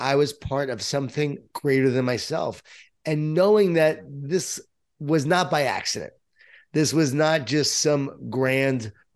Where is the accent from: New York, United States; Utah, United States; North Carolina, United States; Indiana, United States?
New York, United States; Long Island; I grew up in Long Island, New York, Jewish Italian family